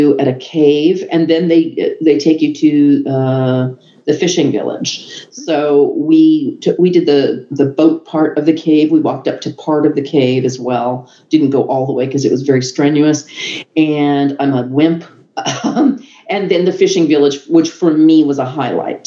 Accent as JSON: {"language": "English", "country": "United States", "said": "I was American."}